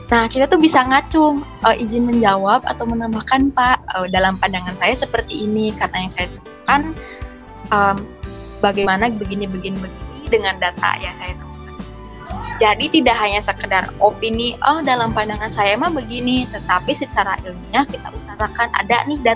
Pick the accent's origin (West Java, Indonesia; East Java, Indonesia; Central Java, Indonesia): West Java, Indonesia; Majalengka; born there